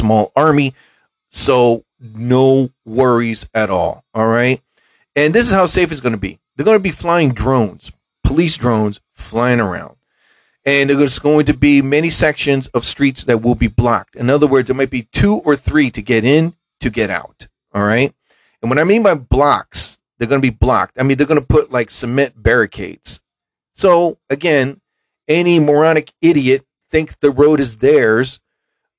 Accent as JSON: {"language": "English", "town": "Mount Holly", "region": "New Jersey", "country": "United States", "tie": "born or raised there", "said": "here in my hometown of Mount Holly, New Jersey"}